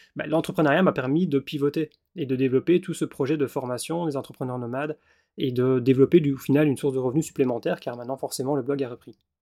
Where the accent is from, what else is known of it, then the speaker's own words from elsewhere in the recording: Belgium; also born or lived in Wallonia / Australia; je suis belge. Et donc forcément, je suis installé en tant qu'indépendant en Belgique, en région wallonne.